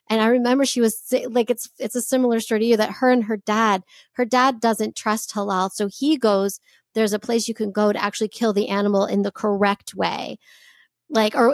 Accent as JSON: {"language": "English", "country": "United States", "tie": "born or raised there", "said": "like growing up Jewish, there's a lot that can be told. And it's been an interesting journey for me growing up in America with, you know, access to people from all over the place."}